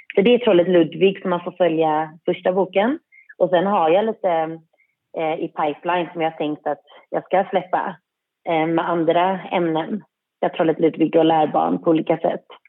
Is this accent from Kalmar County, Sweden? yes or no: no; Särö, Västra Götaland, Sweden; jag är uppväxt i Säre